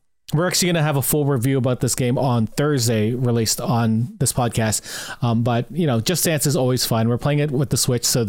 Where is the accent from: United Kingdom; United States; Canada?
Canada; St. Catharines, Ontario; I grew up in St. Catharines, so I was friends with all of the people of the scene there.